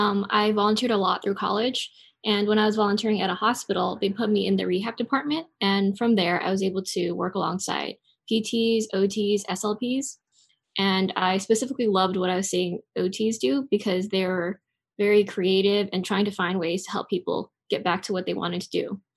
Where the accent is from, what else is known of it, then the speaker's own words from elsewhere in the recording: Los Angeles, California, United States; moved away as an adult; now in Philadelphia, United States; I am from Los Angeles, and I moved to Pennsylvania and Philly specifically for OT school.